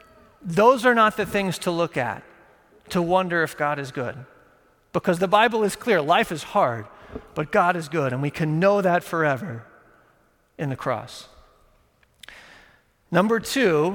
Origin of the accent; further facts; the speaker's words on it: Texas, United States; moved away; I grew up in Texas